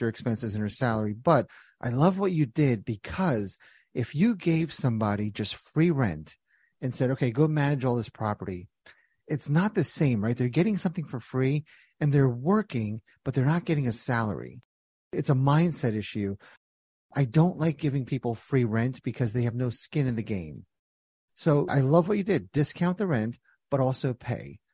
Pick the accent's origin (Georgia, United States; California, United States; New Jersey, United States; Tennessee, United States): New Jersey, United States; When I was young, born and raised in Jersey